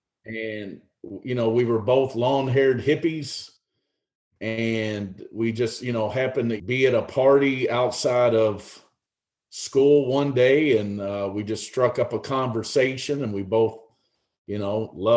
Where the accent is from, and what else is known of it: Kentucky, United States; born or raised there